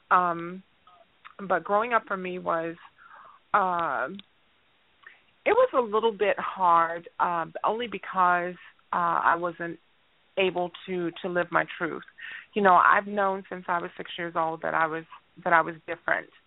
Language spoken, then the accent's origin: English; Gary, Indiana, United States; I'm from I'm from Gary, Indiana.